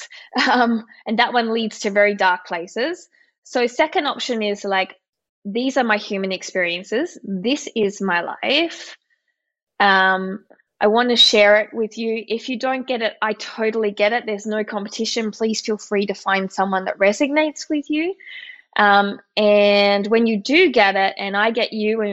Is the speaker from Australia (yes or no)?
yes; Australia; moved away; also born or lived in Austria; I'm Australian